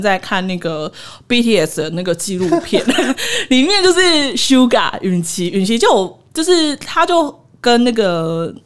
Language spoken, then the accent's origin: Chinese; Taiwan; 我其实一直觉得身为台湾人